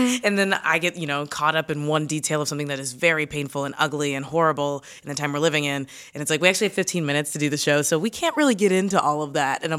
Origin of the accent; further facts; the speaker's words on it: Kentucky, United States; I'm from Kentucky. We definitely had, you know, books that said there was a such thing as benevolent slavery.